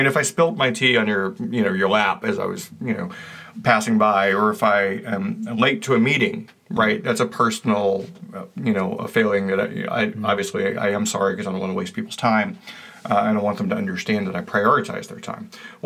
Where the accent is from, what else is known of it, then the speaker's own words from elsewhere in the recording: the South, United States; I was raised in the South